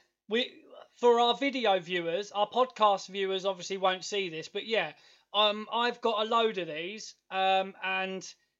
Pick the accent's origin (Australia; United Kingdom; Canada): United Kingdom; England; we're English.